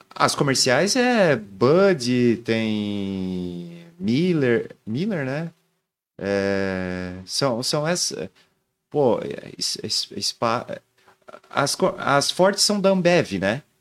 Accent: Joinville, Santa Catarina, Brazil; Família de fora, mas eu sou cria daqui.

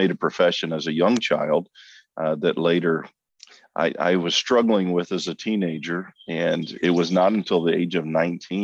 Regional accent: Clarksville, Tennessee, United States; also born or lived in Midland; I was born and raised in Clarksville, Tennessee, which is adjacent to Fort Campbell, Kentucky, just west of Nashville

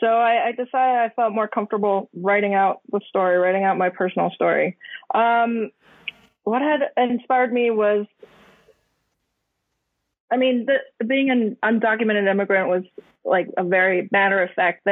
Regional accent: United States; born or raised there; also born or lived in Hong Kong / Taiwan

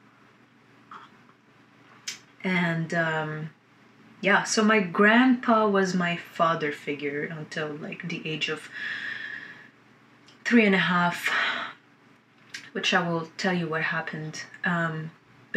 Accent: Lebanon; I was born in Lebanon, and I was born during the last years of the 15-year war

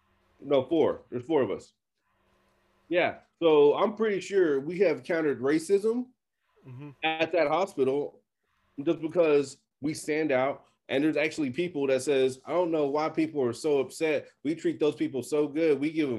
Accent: Texas, United States; I don't know. It's called being a Texan. That's the only thing I can say.

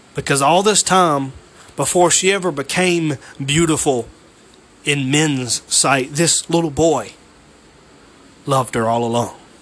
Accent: Waynesboro, Georgia, United States; I'm from Waynesboro, Georgia

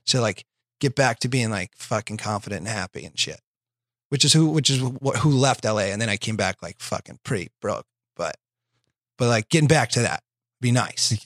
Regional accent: Iowa, United States; now in Los Angeles, United States; I'm from Iowa

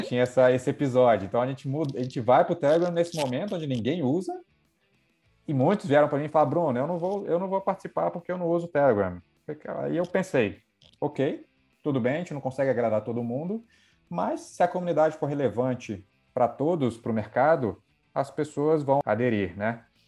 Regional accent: Brasília, Federal District, Brazil; moved away as an adult; also born or lived in Rio de Janeiro; Sou de Brasília

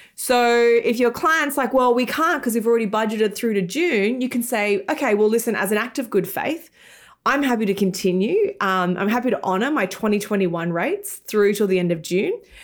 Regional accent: Australia; moved away as an adult; also born or lived in United Kingdom / London; now in New York, United States; in Australia, where I'm from, hence my weird accent.

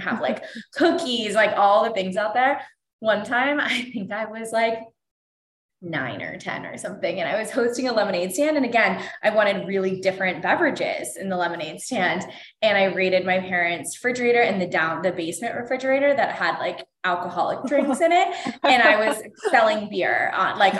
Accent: Pittsburgh, Pennsylvania, United States; moved away as an adult; also born or lived in North Carolina / Cleveland / San Diego; now in Los Angeles, United States; I grew up in Pittsburgh, Pennsylvania

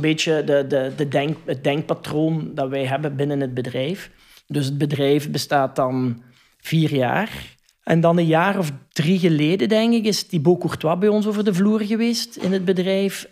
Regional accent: Hasselt, Flanders, Belgium; PXL bijvoorbeeld bij ons in Hasselt

